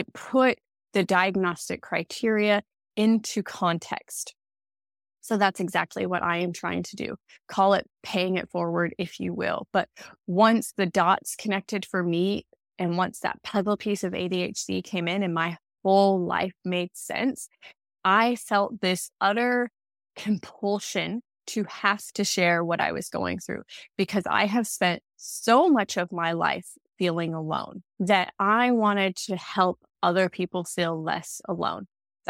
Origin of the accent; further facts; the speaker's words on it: United States; accent: American; moved away as an adult; now in Australia; you may hear, I have an American accent, but I refer to living in Australia. Well, that's because I am originally from America. I've lived in Australia for 10 years.